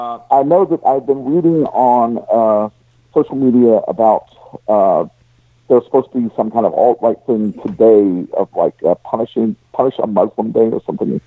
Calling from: Atlanta, Georgia, United States; This is the … calling in from somewhere around Atlanta.

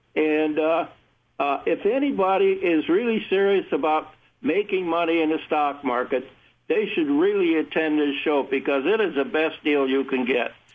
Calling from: Fairlawn, Ohio, United States; I'm calling from, uh, Fairlawn, Ohio. It's a suburb of Akron, Ohio.

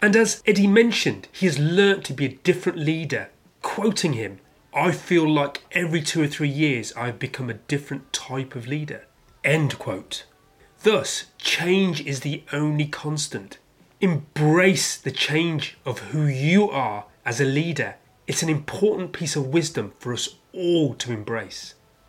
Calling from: London, United Kingdom

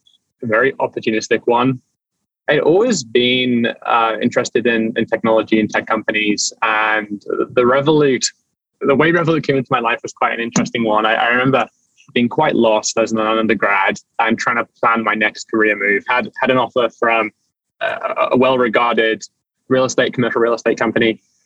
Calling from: New York City, New York, United States; I'm calling in from New York City.

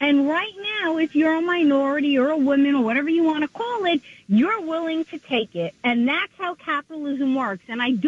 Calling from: Long Island, New York, United States

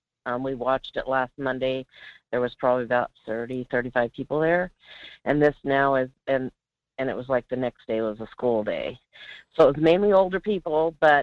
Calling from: Alaska, United States; from the Peninsula.

